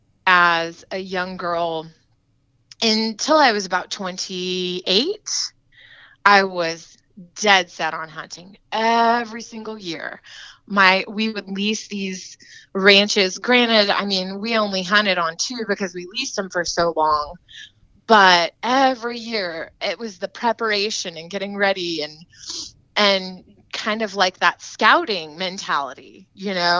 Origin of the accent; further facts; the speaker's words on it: Bandera, Texas, United States; now in Rockport, United States; I'm originally from the Hill Country in Texas, from a tiny little town called Bandera, Texas